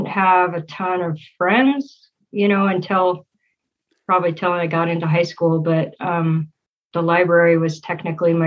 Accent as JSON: {"language": "English", "region": "Utah", "country": "United States", "tie": "born or raised there", "also_born_or_lived": "Texas / Frankfurt, Germany / Layton, Utah", "said": "we moved back to the States, to Utah, actually, in 84. And we've kind of been here ever since."}